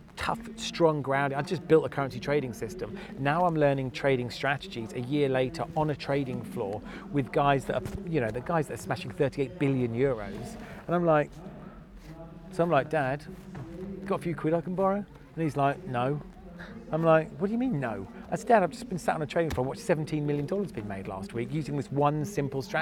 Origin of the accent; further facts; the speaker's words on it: Norfolk, East of England, United Kingdom; also born or lived in Nottingham; I'm from Norfolk